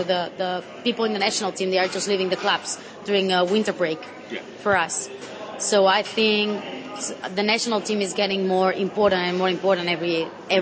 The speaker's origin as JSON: {"language": "English", "town": "Terrassa", "region": "Catalonia", "country": "Spain", "tie": "born or raised there", "second_language": "English", "said": "in Spain, I come from Terrassa, so it's near by Barcelona"}